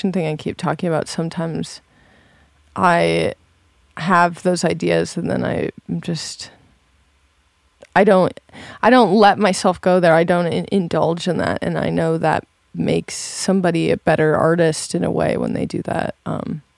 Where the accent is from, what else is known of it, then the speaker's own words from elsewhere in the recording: Montana, United States; moved away; also born or lived in Michigan / Los Angeles; I grew up in Montana, but I was born in Michigan, and my parents sort of moved west when I was younger. And then we sort of kind of moved to LA for a bit